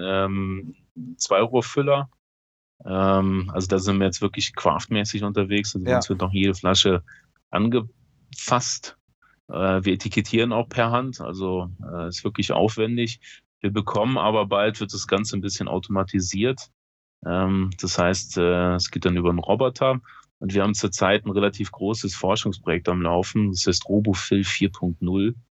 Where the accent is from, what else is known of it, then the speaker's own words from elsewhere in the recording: Eifel, near Bitburg, Rhineland-Palatinate, Germany; ich komme ja aus der Eifel, also äh, ich bin zehn Kilometer von der von Bitburg entfernt, wo eben die Bitburger Brauerei ist und ähm, habe immer als Schüler bei der Bitburger gearbeitet